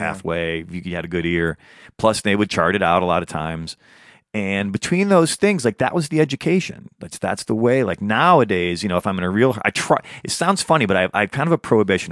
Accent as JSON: {"language": "English", "region": "Midwest", "country": "United States", "moved": "yes", "lives_now": "Los Angeles, United States", "said": "I'm a Midwesterner"}